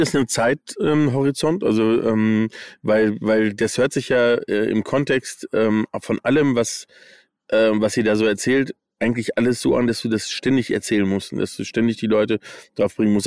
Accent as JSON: {"language": "German", "country": "United States", "tie": "born or raised there", "moved": "yes", "said": "ich bin in den USA aufgewachsen. Ähm, das heißt also, ich habe Englisch irgendwie mal als Kind gelernt"}